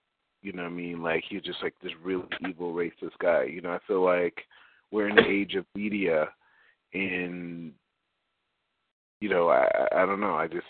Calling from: Los Angeles, California, United States; I'm calling from Los Angeles, California.

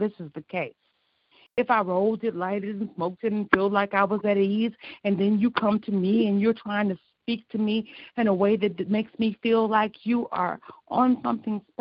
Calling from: Joliet, Illinois, United States; I'm calling from Joliet, Illinois

